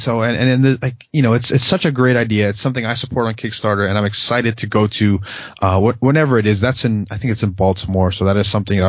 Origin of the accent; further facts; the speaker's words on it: Philippines; I'm a Filipino guy, and, you know, of course that's a minority